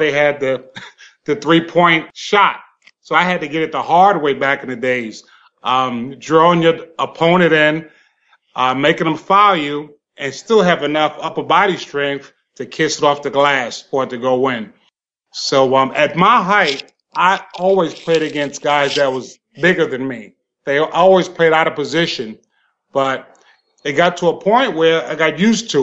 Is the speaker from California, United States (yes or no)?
no; New York City, New York, United States; I was raised in Brooklyn, New York, and I was raised in the section called Bedford-Stuyvesant